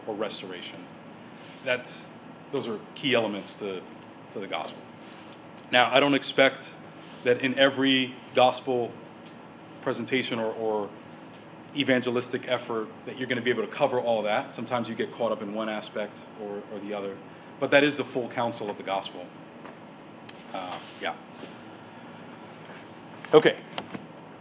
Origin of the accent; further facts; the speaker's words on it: United States; we as American evangelicals